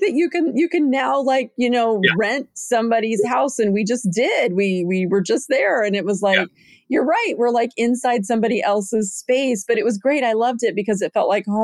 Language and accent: English; Arizona, the West, United States; also born or lived in Montana; I was born in Arizona and grew up out west and lived in Montana.